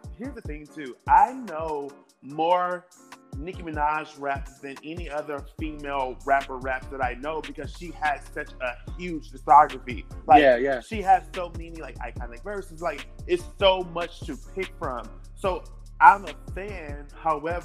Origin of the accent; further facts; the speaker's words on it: Milwaukee, Wisconsin, United States; being a Black gay male growing up in Milwaukee, Wisconsin